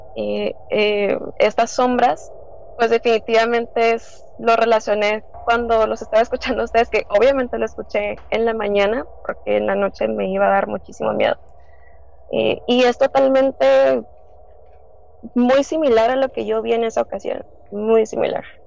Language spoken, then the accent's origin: Spanish; Tijuana, Baja California, Mexico; soy de Tijuana